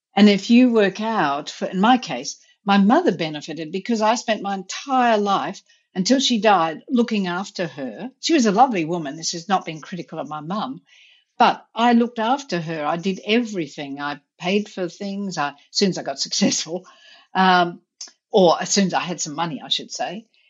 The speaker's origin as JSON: {"language": "English", "country": "India", "tie": "born or raised there", "also_born_or_lived": "Australia / Vermont", "moved": "yes", "lives_now": "United States", "said": "I grew up in India"}